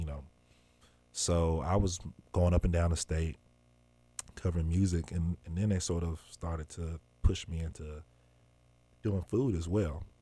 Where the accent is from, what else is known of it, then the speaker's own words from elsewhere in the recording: Memphis, Tennessee, United States; also born or lived in Mobile, Alabama; I grew up in Parkway Village